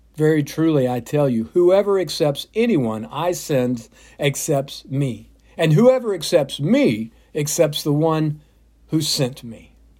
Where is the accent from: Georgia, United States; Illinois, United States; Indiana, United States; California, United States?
Georgia, United States; south of Atlanta; When I was growing up, my mom took my brothers and sister and me to church. First Baptist in my hometown, south of Atlanta